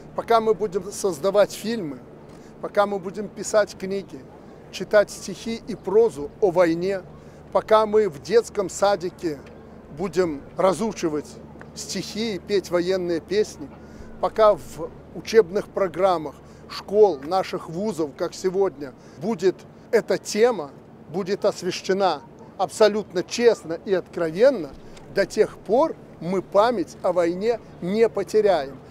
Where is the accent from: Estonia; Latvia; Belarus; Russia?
Belarus; мы, белорусы